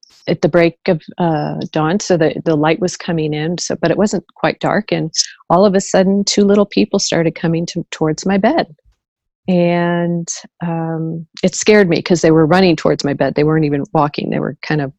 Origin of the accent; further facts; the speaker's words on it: St. Louis, Missouri, United States; I was born and raised in the Midwest, St. Louis, Missouri.